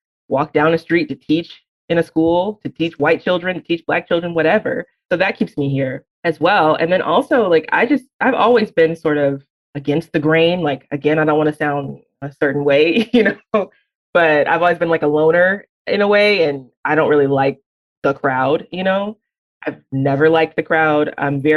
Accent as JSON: {"language": "English", "town": "Birmingham", "region": "Alabama", "country": "United States", "tie": "born or raised there", "said": "growing up in Birmingham"}